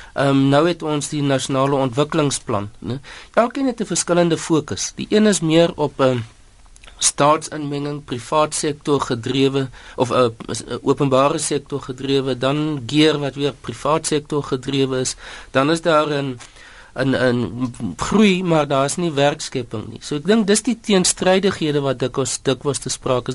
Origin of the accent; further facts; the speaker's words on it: South Africa; ons as Suid-Afrikaners